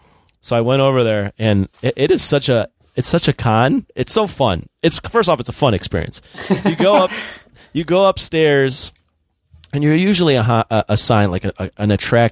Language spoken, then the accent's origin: English; Niles, Illinois, United States; so I grew up in Niles, Illinois.